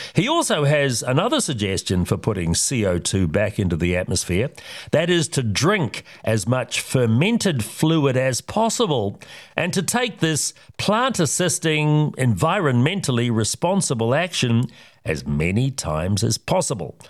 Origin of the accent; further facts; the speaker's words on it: Oamaru, Otago, New Zealand; my hometown of Omaru